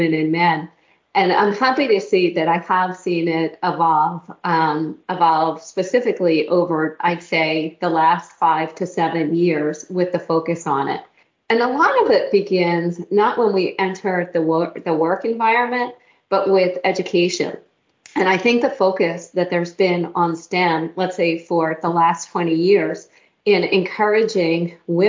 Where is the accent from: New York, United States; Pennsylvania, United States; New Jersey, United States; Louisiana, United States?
Pennsylvania, United States; moved away; I grew up in Pennsylvania